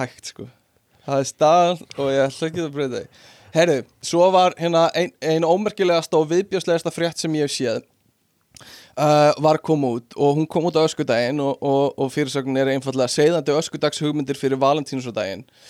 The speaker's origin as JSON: {"language": "Icelandic", "country": "Iceland"}